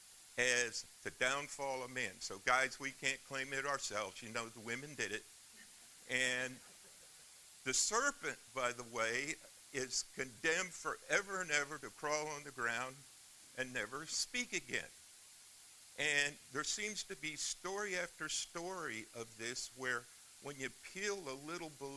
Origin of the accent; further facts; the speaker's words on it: Miami, Florida, United States; moved away; also born or lived in New York; I grew up in the Methodist Church in Miami